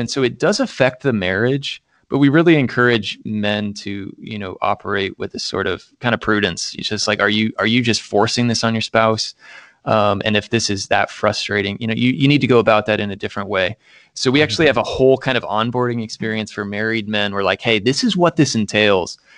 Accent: Central Indiana, United States; moved away as an adult; also born or lived in Minnesota; I am from Indiana. uh, Central Indiana in particular, went, uh, to the public schools, K through twelve there

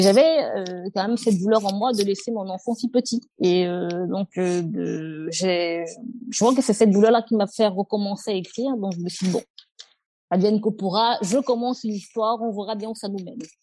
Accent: Cameroon; moved away as an adult; now in France; quand on a grandi au Cameroun, on est on a grandi au Cameroun

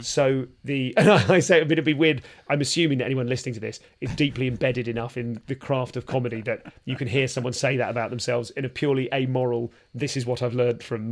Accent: London, United Kingdom; I'm from London

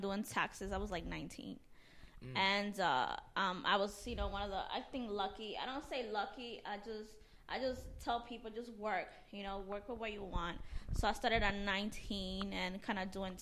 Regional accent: Jersey City, New Jersey, United States; I'm from New Jersey, Jersey City.

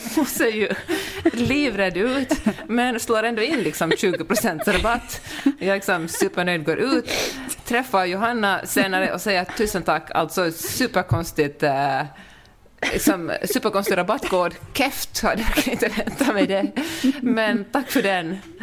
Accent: Finland; när man som finlandssvensk kommer till Stockholm

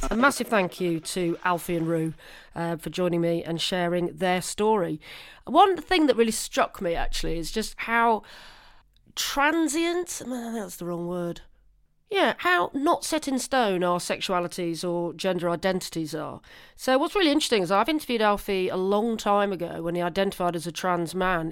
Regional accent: Guildford, South East England, United Kingdom; I was born in Guildford.

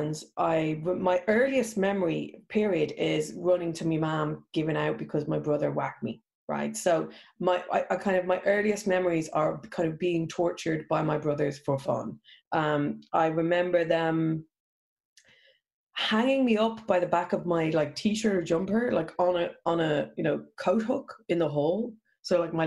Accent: Ireland; being Irish

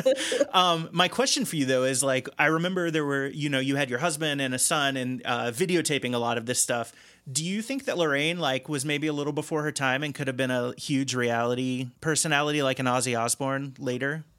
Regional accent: Cincinnati, Ohio, United States; now in Chicago, United States; I'm from the Cincinnati area originally

